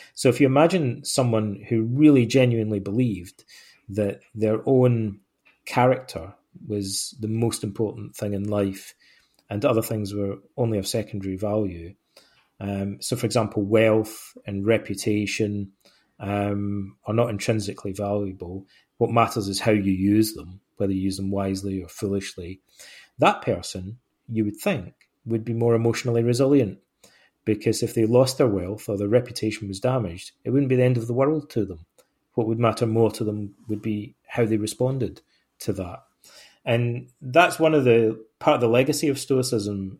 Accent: Ayr, Scotland, United Kingdom; moved away as an adult; also born or lived in Aberdeen / England / Canada / Greece; I was born in Ayr, in, I grew up in Ayrshire, on the west coast of Scotland.

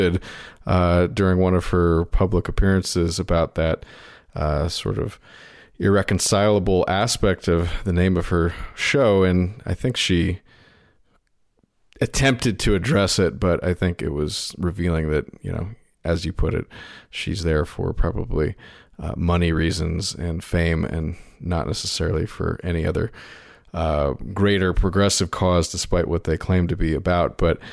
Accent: United States; As an American who wonders what happened to the America that his grandfather grew up in, and even his father grew up

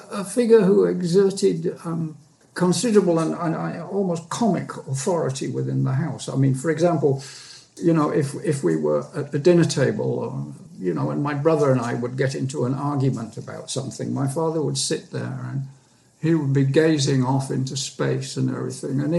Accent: Bournemouth, South East England, United Kingdom; also born or lived in Carlisle / Keighley / Beckenham; So I was born in Cumberland, actually in Carlisle. Spent my first years in Keighley in Yorkshire, and then uh, moved down to Bournemouth in Hampshire and then to Beckenham, part of Greater London.

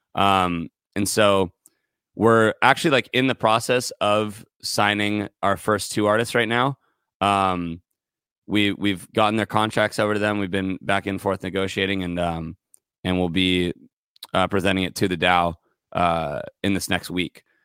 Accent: Santa Barbara, California, United States; moved away as an adult; now in Los Angeles, United States; I'm from Santa Barbara, a little bit north of L A. I, I moved down here when I was nineteen

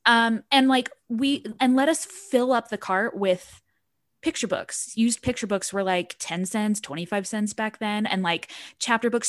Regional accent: Utah, United States; I grew up in Utah County

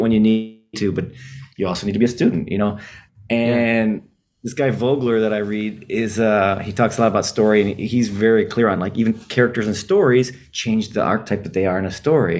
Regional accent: Detroit, Michigan, United States; I'm from Detroit, Michigan

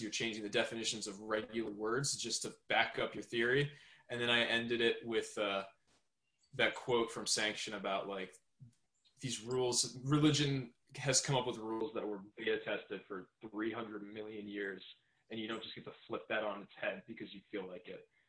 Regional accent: Southern New York, United States; I'm from Southern New York. I live a little bit around the New York City area

